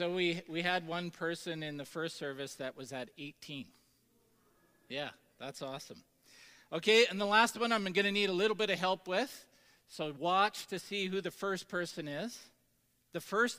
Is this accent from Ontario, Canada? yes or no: no; Tisdale, Saskatchewan, Canada; a young adult that grew up in the, you know, multicultural booming metropolis of Tisdale, Saskatchewan.